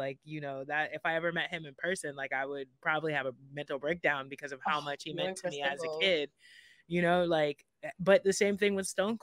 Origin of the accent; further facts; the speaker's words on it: South Florida, United States; I'm from South Florida, closer to the Miami area, about an hour north of Miami